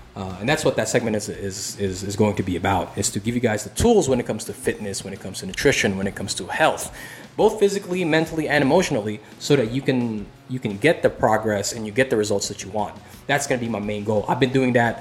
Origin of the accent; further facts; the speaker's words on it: Philippines; moved away; I'm originally from the Philippines